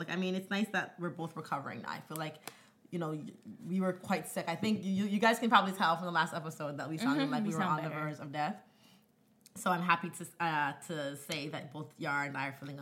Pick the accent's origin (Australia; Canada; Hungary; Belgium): Canada; I'm Canadian born